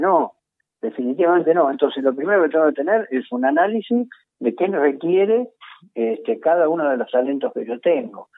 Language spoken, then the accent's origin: Spanish; Buenos Aires, Argentina; somos porteños